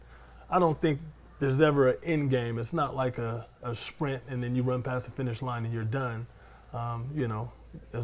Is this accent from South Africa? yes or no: no; Oakland, California, United States; moved away as an adult; now in Fresno, United States; I'm from Oakland, California. I came up to go to Fresno State